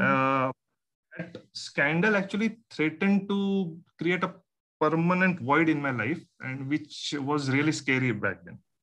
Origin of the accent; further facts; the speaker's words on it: Malvan, Maharashtra, India; I grew up in Malvan. It's a small coastal town in Konkan.